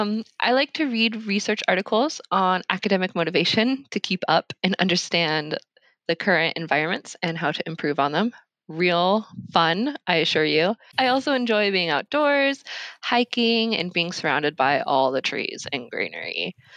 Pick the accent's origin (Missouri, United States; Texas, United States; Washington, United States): Washington, United States; also born or lived in Alaska; I kind of grew up everywhere in the Pacific Northwest, but I was raised in Alaska for a bit, and then Central Washington. And then after high school in 2013, I made my way to Tacoma